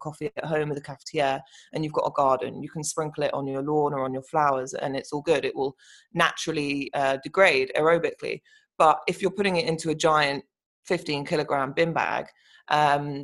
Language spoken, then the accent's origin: English; London, United Kingdom; I am from London, and we are based in London